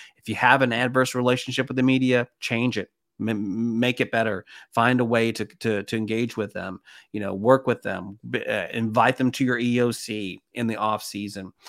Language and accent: English; Knoxville, Tennessee, United States; I was about nine years old growing up in East Tennessee, Knoxville